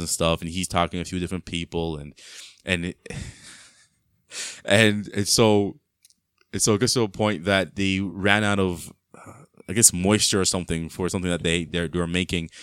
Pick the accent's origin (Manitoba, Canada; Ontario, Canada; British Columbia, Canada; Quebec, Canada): Ontario, Canada; Mississauga; also born or lived in Brampton; growing up in Mississauga, in the house, I was a kid